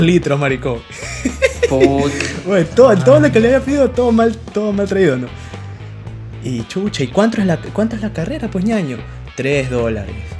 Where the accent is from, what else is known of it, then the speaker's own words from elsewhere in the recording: Milagro, Guayas, Ecuador; acá en mi tierra, en Milagro